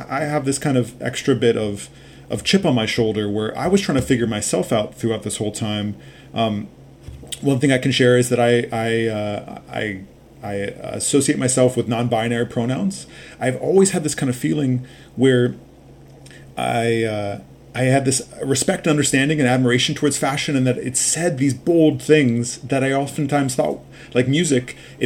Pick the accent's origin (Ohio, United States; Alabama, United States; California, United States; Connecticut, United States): California, United States; Los Angeles; I grew up in Los Angeles